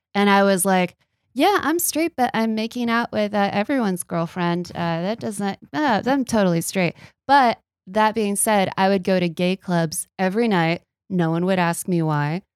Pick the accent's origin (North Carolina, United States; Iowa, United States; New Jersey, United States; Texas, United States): Texas, United States; I'm from Texas